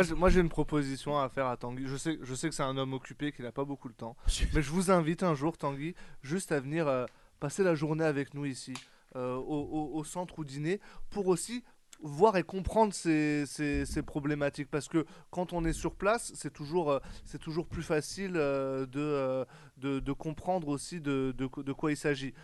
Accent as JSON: {"language": "French", "country": "France", "tie": "born or raised there", "said": "je suis né en France, euh, j'ai fait mes études en France, enfant de la République"}